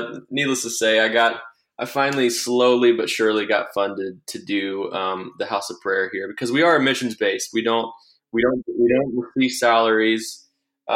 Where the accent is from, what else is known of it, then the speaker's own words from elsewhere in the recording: Tallahassee, Florida, United States; moved away as an adult; now in Kansas City, United States; I'm from Tallahassee, Florida.